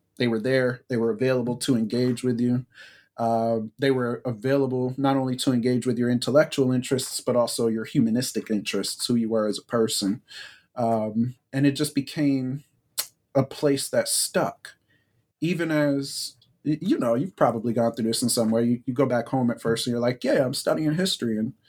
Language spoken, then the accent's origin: English; New Brunswick, New Jersey, United States; moved away as an adult; also born or lived in Durham, North Carolina; I'm originally from New Brunswick, New Jersey. My family had been in Central New Jersey, has been, frankly, in Central New Jersey for 4 or 5 generations at this point.